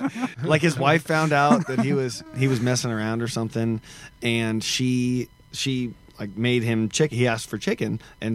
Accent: Oregon, United States; it wasn't a thing growing up in Oregon.

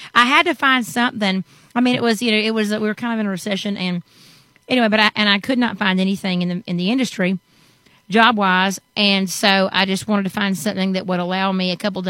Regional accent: Savannah, Georgia, United States; moved away as an adult; now in Nashville, United States; I'm from the Savannah, Georgia area, the coastal part of Georgia, low country, and been in Nashville, Tennessee the last 8 years. March will be 9.

